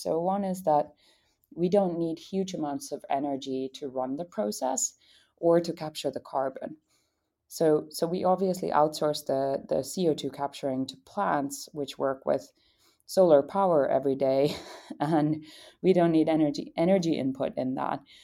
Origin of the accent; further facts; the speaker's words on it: Finland; I came from Finland